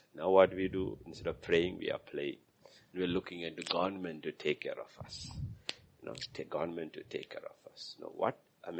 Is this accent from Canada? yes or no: no; India